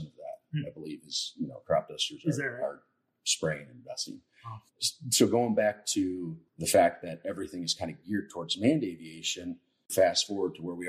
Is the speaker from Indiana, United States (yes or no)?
yes; Indiana, United States; we're from Indiana, we're corn country